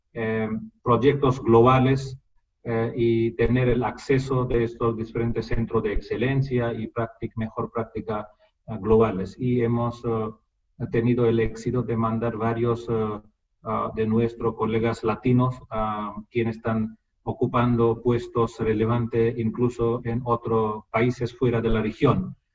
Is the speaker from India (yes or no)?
yes; India; Spanish is a second language; moved away; entre eh, dos indios el único idioma común es inglés, porque todos hablamos en idioma nativa, cuál es diferente